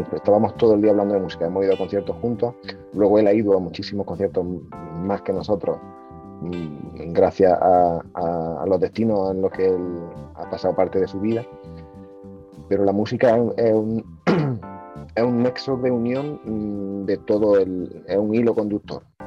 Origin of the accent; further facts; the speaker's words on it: northern Córdoba, Andalusia, Spain; mi tierra, de, Córdoba, en el norte de Córdoba